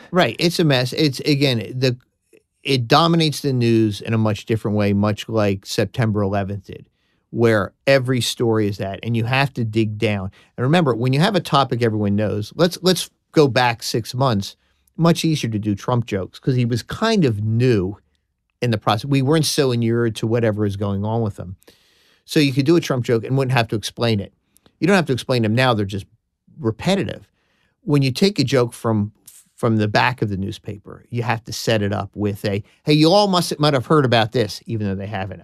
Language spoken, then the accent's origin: English; Philadelphia, Pennsylvania, United States; accent: Philadelphia; being from Philadelphia, my Philadelphia accent